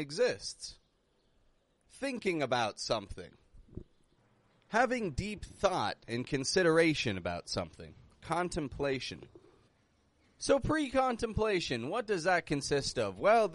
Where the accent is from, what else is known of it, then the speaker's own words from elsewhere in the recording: Canada; I come from Canada